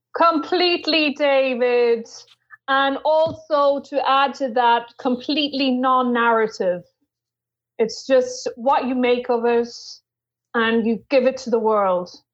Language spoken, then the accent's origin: English; Ireland; I am Irish